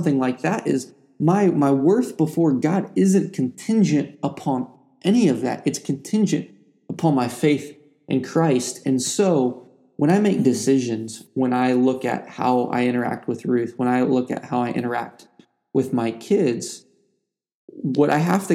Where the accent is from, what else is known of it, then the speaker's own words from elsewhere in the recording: Ohio, United States; I grew up in Ohio with two parents who were both in the military